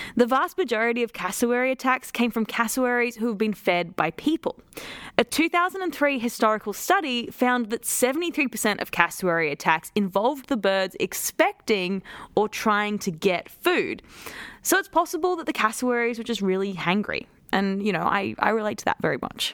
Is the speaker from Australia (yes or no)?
yes; Queensland, Australia; as a Queenslander